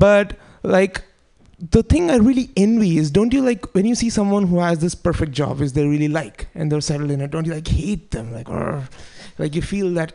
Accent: India; now in United States; I'm Indian

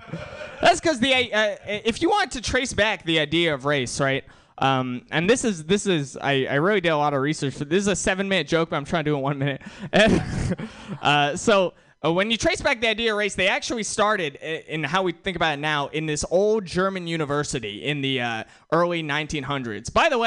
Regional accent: India; I'm Indian, and Kumail Nanjiani's in that movie. He's Indian too, right?

